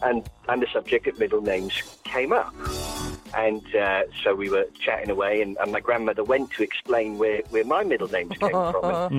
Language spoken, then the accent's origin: English; South Wales, United Kingdom; So I'm from South Wales, and we enjoy a few middle names down there.